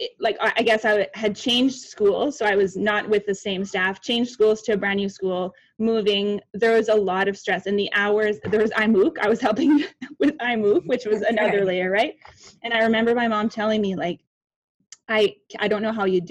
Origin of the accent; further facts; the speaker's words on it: Winnipeg, Manitoba, Canada; I am from Winnipeg, Manitoba, Canada